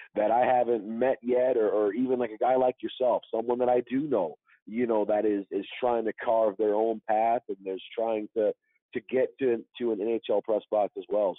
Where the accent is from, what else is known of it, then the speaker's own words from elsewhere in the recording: Detroit, Michigan, United States; growing up in Detroit